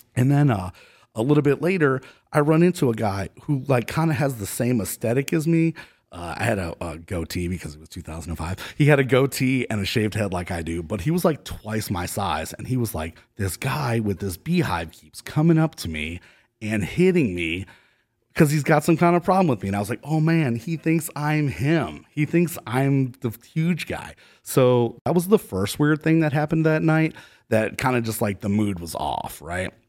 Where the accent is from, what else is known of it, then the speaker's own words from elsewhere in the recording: Cleveland, Ohio, United States; also born or lived in San Diego, California; now in Austin, United States; I'm from Cleveland, Ohio originally